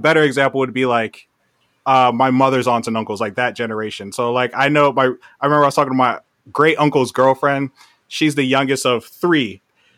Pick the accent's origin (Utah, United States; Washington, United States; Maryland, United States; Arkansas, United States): Maryland, United States; Howard County; moved away as an adult; also born or lived in Flatbush, Brooklyn, New York; even though I was born there, I grew up in Howard County, Maryland